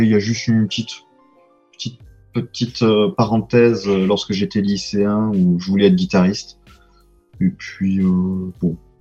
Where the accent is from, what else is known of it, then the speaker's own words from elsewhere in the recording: Provence-Alpes-Côte d'Azur, France; accent: Provençal; moved away as an adult; also born or lived in Lille / Tours; je suis provençal, ça s'entend un peu